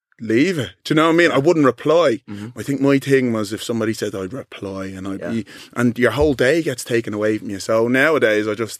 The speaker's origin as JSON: {"language": "English", "town": "Dublin", "region": "Leinster", "country": "Ireland", "tie": "born or raised there", "moved": "as an adult", "lives_now": "London, United Kingdom", "said": "So my whole life, I grew up in Dublin, black fella."}